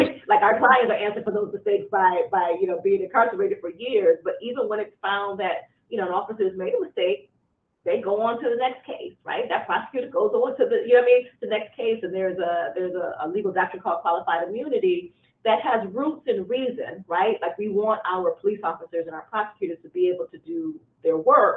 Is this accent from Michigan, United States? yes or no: yes; Detroit, Michigan, United States; I was raised in inner city Detroit. I'm a first generation lawyer. I grew up in Detroit in the 70s and 80s